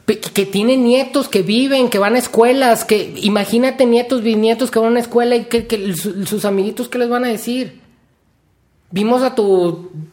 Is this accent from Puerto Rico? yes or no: no; Mexico; lo que nos identifica como, mexicanos